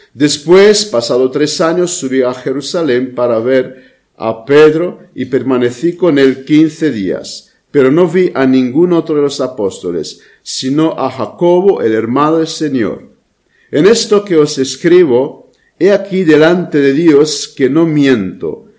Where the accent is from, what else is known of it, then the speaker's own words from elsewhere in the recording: Romania; moved away; mi país de origen, a Rumanía